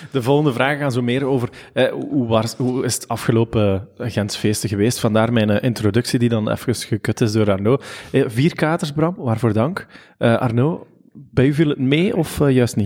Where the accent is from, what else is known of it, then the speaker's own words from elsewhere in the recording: Ghent, Flanders, Belgium; Gentenaar zijn we